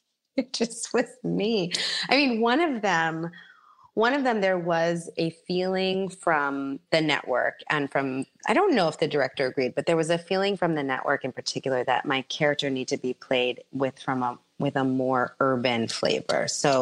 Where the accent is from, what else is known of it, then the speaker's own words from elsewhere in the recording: Bronx, New York, United States; Like I'm not averse, you know, I'm from the Bronx.